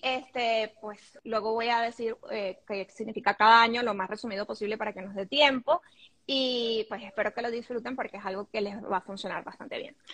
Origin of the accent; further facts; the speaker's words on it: Caracas, Capital District, Venezuela; moved away as an adult; also born or lived in Panama; now in Madrid, Spain; soy venezolana y vivo en Madrid. Eh, tengo ya casi cinco años aquí, antes viví en Panamá y por supuesto casi toda mi vida en Caracas, soy caraqueña